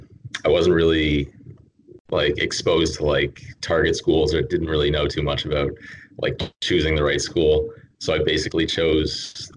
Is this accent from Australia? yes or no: no; Canada; born there; also born or lived in Texas, United States; I was actually I was born in Canada, and then I lived in Texas for about 10 years.